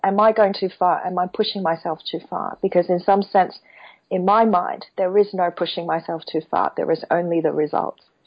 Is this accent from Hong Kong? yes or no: yes; Hong Kong; now in Beijing, China; I am originally from Hong Kong as well